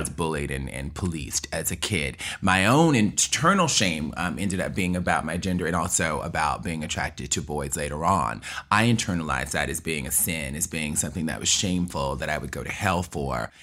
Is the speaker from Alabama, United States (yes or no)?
yes; Mobile, Alabama, United States; accent: southern; moved away as an adult; also born or lived in Birmingham, Alabama / New York; I was born and raised in Mobile, Alabama, and my mother was a teacher